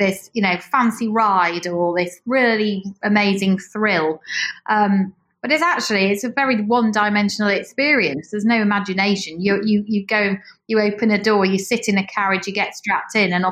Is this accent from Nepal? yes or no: no; Yorkshire and the Humber, United Kingdom; moved away as an adult; I am from East Yorkshire